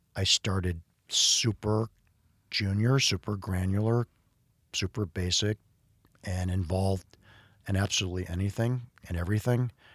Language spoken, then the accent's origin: English; Cleveland, Ohio, United States; I grew up in the Midwest in a, um, in a sort of, you know, upwardly mobile industrial town in Cleveland, Ohio, growing up in Shaker Heights